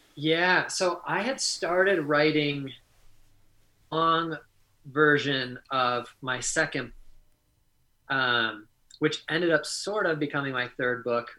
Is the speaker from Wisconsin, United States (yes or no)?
yes; Wisconsin, United States; the humility that you learn while growing up in Wisconsin